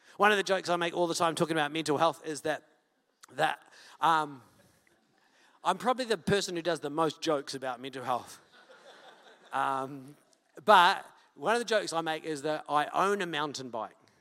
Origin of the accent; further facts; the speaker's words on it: Wellington, New Zealand; I'm from Wellington.